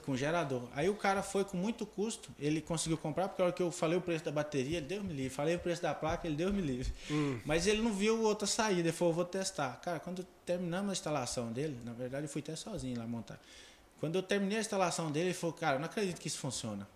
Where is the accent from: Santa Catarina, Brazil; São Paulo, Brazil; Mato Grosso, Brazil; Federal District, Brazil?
Mato Grosso, Brazil; Porto Alegre do Norte; born or raised there; also born or lived in Taquaral, Goiás